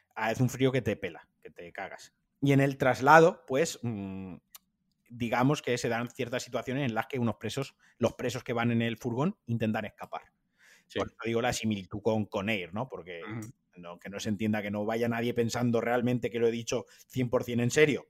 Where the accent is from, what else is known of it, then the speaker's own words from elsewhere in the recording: Spain; somos los españoles